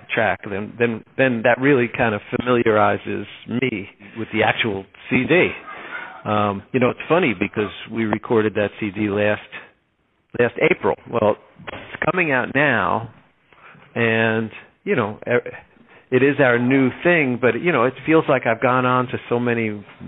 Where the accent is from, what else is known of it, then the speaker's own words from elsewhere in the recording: Linden, New Jersey, United States; also born or lived in Elizabeth, New Jersey; I grew up in a town called Linden, New Jersey